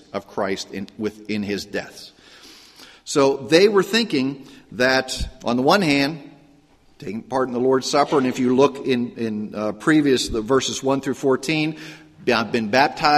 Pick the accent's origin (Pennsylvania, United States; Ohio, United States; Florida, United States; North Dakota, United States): Pennsylvania, United States; Pittsburgh; I grew up in Pittsburgh, and it was a very ethnic area, a very very Roman Catholic area